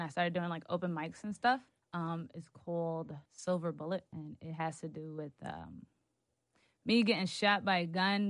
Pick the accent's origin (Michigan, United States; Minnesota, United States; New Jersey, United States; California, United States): New Jersey, United States; Hoboken; I'm from Hoboken. Yes, it's a small town